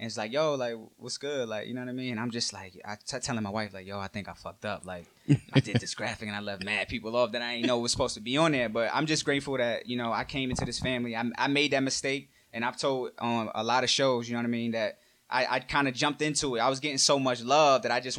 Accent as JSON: {"language": "English", "town": "Brooklyn", "region": "New York", "country": "United States", "tie": "born there", "also_born_or_lived": "New Jersey / Virginia / Puerto Rico", "said": "I'm from all over, man. I was born in Brooklyn. I lived in Jersey. I lived in New York. I lived in VA. I just did 2 years in PR."}